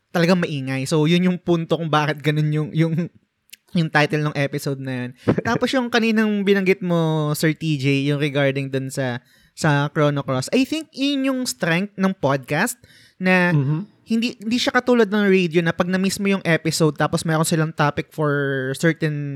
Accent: Bicol Region, Philippines; also born or lived in Naga City; now in Naga, Philippines; pareho kami taga Bicol. so, hmm, Bicolano din siya, Bicolano din ako.

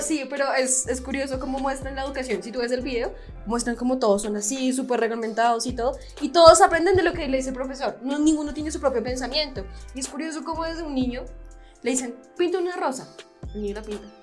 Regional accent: Bogotá, Colombia; como los bogotanos, como somos

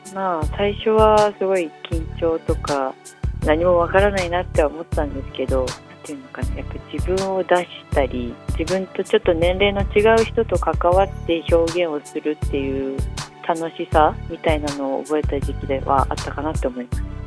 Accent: Ogawara, Miyagi, Japan; moved away as an adult; now in Tokyo, Japan; 私は大河原町出身なんですけど

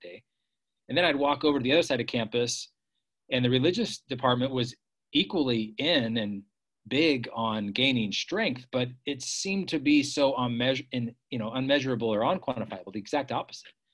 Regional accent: Bay Area, California, United States; moved away as an adult; also born or lived in San Francisco; I grew up in the Bay Area, California

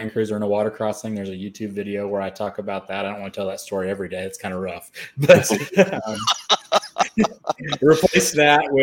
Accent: Oklahoma City, Oklahoma, United States; I'm from Oklahoma City

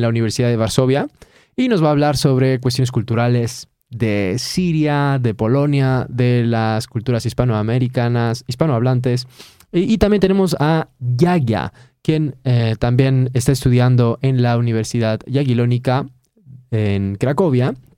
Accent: Mexico; now in Poland; como decimos en México

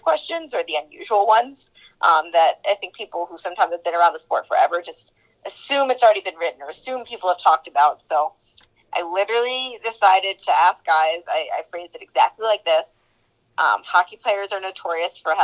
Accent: New Jersey, United States; I grew up in New Jersey, but my dad's a New Yorker.

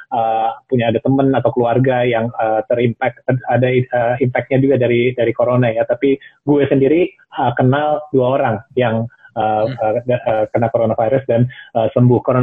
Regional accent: Indonesia; keliling luar negeri sebagai orang Asia, sebagai orang Indonesia.

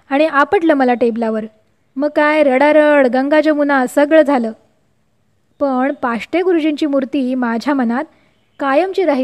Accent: Vervali, Maharashtra, India; माझं बालपण आणि माहेरचं छोटंसं गाव वेरवली याविषयी वेरवली लांजा तालुक्यातलं छोटंसं गाव

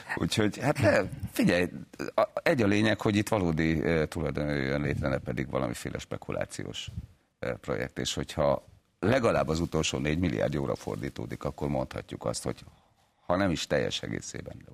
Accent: Miskolc, Borsod-Abaúj-Zemplén, Hungary; én Miskolciként láttam ezt

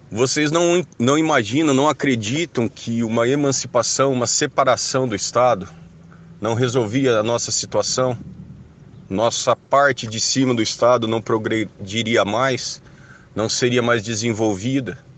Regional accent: Rolândia, Paraná, Brazil; eu sou de Rolândia.

